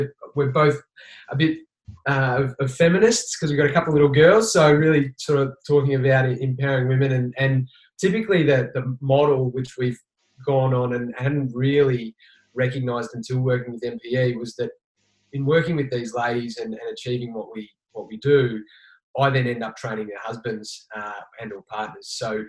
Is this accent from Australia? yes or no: yes; Victoria, Australia; now in Queensland, Australia; like I moved up here to Queensland from Victoria originally